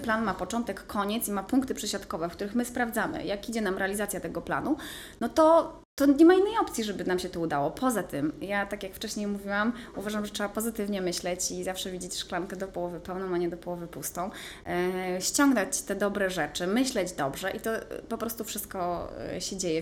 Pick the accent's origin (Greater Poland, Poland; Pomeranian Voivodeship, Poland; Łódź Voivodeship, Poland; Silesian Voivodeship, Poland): Pomeranian Voivodeship, Poland; also born or lived in Gdynia; nie jestem e, góralką, jestem kaszubką.